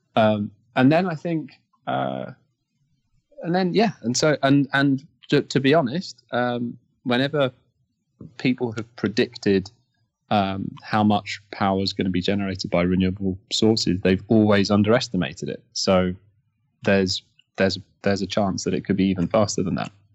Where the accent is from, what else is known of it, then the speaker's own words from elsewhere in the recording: Kent, South East England, United Kingdom; I grew up in Kent, uh, in the UK, so outside London.